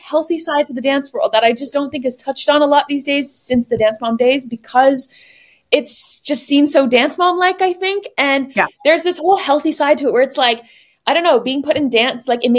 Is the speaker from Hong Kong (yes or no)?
no; Woodstock, Ontario, Canada; now in Paris, France; I grew up in Woodstock, Ontario, which is 2 hours from Toronto